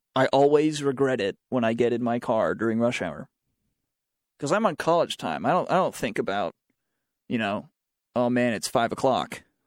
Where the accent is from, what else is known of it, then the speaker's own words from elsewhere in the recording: Charlotte, North Carolina, United States; I am from Charlotte